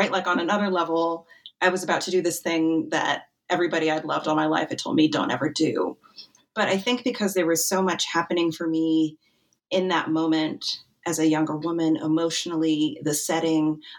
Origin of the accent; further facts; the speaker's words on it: Wyoming, United States; I grew up in Wyoming